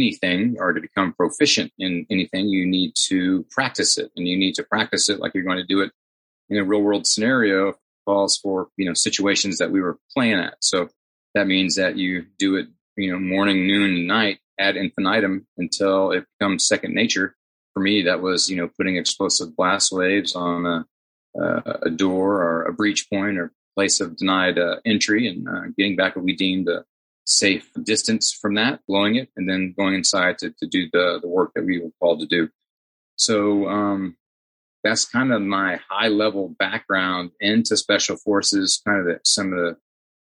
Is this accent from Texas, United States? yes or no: yes; Grapevine, Texas, United States; I grew up in Grapevine area, which is right in the heart of the Dallas-Fort Worth metropolitan